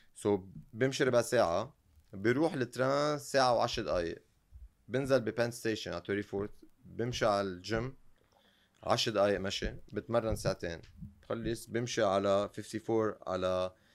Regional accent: Lebanon; انا يعني بالنهايه من لبنان

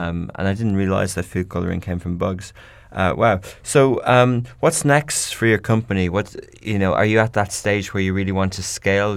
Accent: Ireland; I come from Ireland

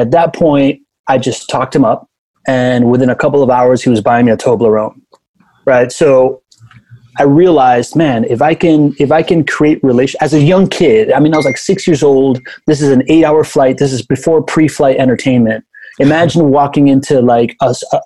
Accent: Miami, Florida, United States; first language Spanish; English is a second language; also born or lived in Venezuela / Spain; I am a quintessential Miamian. I was born in Venezuela. My dad's Cuban. I moved to Miami when I was a kid. Then we moved to Spain. Then we came back, and I grew up there when I was 9

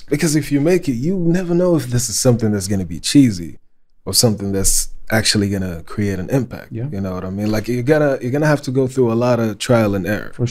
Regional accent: Saudi Arabia; English is a second language; they catch my accent. They're like, well, where you really from? I was like, yeah, I'm from Saudi Arabia.

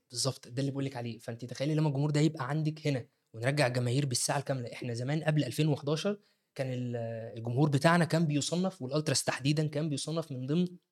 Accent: Egypt; عندنا في مصر

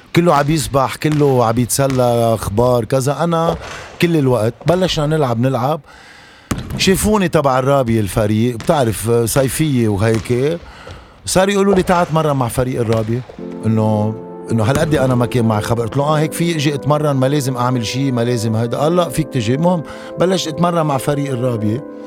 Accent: Abra, South Governorate, Lebanon; ايام ما كنت بضيعتي بعبره

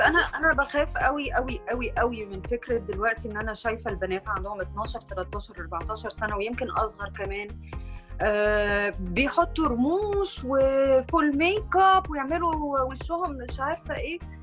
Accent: Egypt; احنا مثلا كمصريين

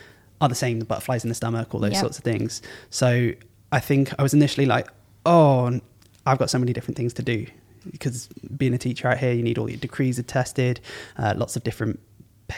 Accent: Telford, West Midlands, United Kingdom; moved away as an adult; now in Dubai, United Arab Emirates; came back to my hometown, Telford

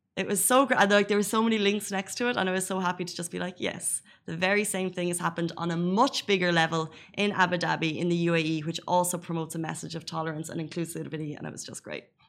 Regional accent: Ireland; now in Dubai, United Arab Emirates; an Irish person

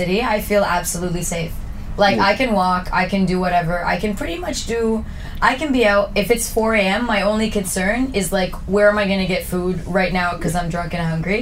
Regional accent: Toronto, Ontario, Canada; moved away as an adult; also born or lived in Mississauga; now in Dubai, United Arab Emirates; I grew up in Etobicoke and Mississauga, but then I moved like downtown later on.

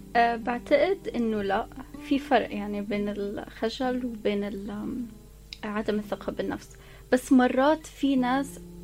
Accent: Abu Dhabi, United Arab Emirates; انا مولوده في ابو ظبي وعشت طول حياتي في ابو ظبي

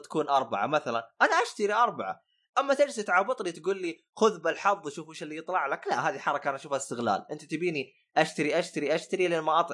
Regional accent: northern Saudi Arabia, Saudi Arabia; also born or lived in Western Region, Saudi Arabia; انا اعتبر شمالي

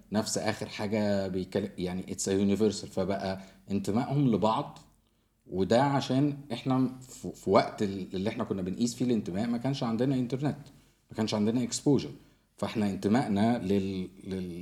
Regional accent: Egypt; now in Dubai, United Arab Emirates; عندنا احنا آه، يعني كمصريين

